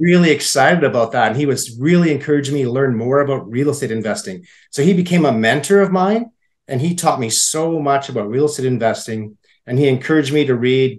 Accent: Saskatoon, Saskatchewan, Canada; also born or lived in Alberta / British Columbia; I grew up in Saskatoon. I still live in Saskatoon.

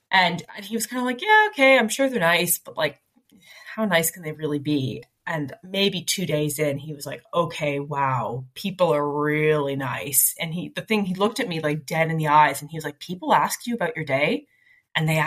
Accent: Canada; the amount of time people say, I want to go to Canada when they find out I'm Canadian

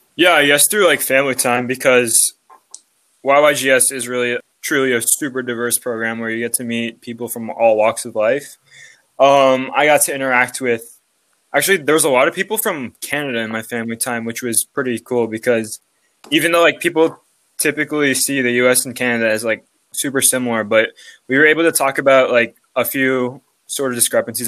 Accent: Los Angeles, California, United States; I'm from Los Angeles, California.

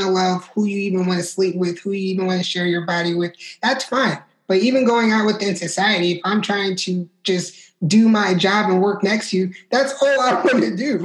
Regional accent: New York, United States; I'm originally from New York

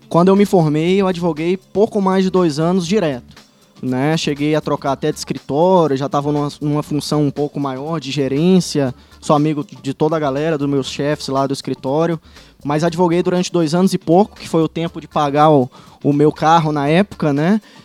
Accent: Fortaleza, Ceará, Brazil; moved away as an adult; also born or lived in Teresina; now in Paraná, Brazil; sou de Fortaleza

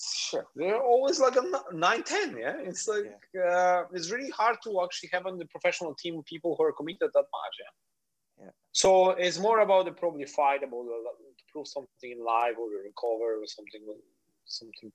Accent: Poland; English is a second language; moved away as an adult; also born or lived in Miami, United States; now in Palma de Mallorca, Spain; But I'm Polish

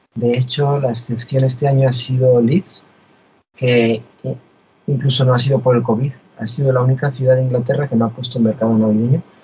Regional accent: Spain; moved away; yo soy español, vivo fuera de España

